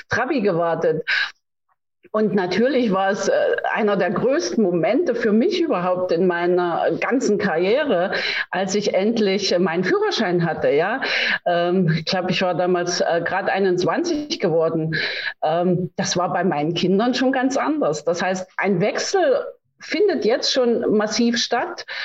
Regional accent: East Germany, Germany; born there; ich meine, Sie wissen, ich bin in der DDR geboren.

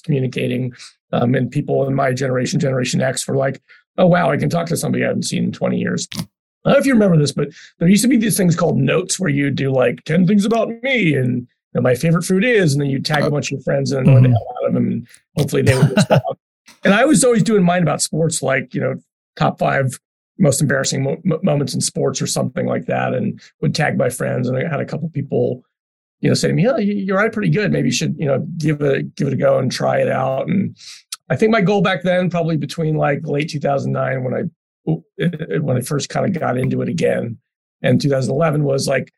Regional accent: Philadelphia, Pennsylvania, United States; now in Chicago, United States; I grew up in Philly

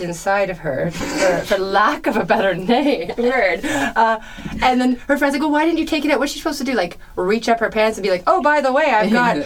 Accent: Ontario, Canada; we're from Ontario, so it was always a small town in Ontario

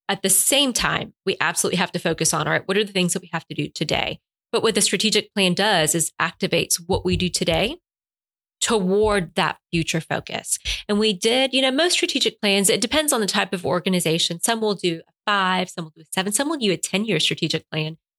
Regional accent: Puerto Rico; English is a second language; now in Albany, United States; My family emigrated from Cuba during the Cuban Revolution. They moved ultimately to Miami and then to Puerto Rico, where I was born

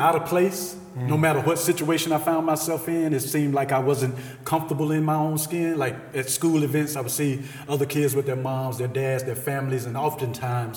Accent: Selma, Alabama, United States; I grew up in Selma, Alabama, raised by my grandmother

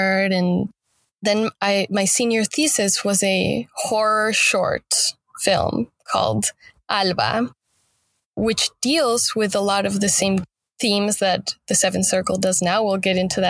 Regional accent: Mexico City, Mexico; moved away as an adult; now in Los Angeles, United States; I'm from Mexico City. The capital.

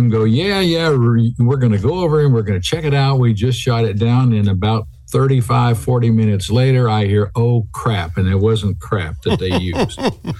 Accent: Virginia and Kentucky meet, where West Virginia, United States; moved away as an adult; also born or lived in Arkansas / Lincoln, Nebraska; I was born in Virginia and lived up where West Virginia, Virginia, and Kentucky all meet together.

